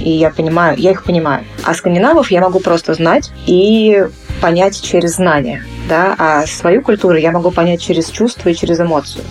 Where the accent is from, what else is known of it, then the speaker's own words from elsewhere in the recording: Moscow, Russia; я родилась уже в Москве